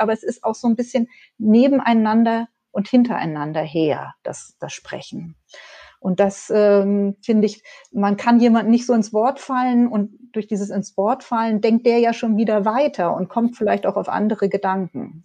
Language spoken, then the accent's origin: German; Hamburg, Germany; moved away as an adult; now in Dipperz, Germany; ich bin ja in Hamburg groß geworden